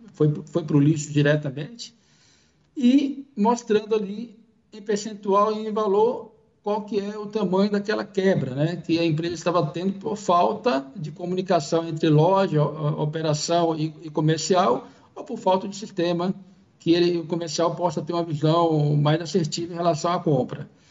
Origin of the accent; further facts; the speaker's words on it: Bahia, Brazil; moved away as an adult; now in São Paulo, Brazil; eu sou natural aí da, da Bahia, sou baiano.